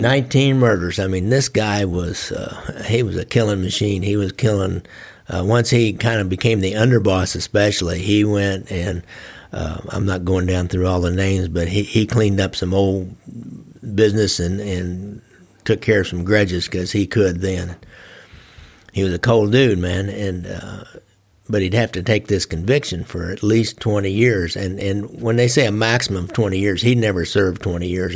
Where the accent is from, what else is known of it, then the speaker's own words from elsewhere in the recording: Midwest, United States; us from the Midwest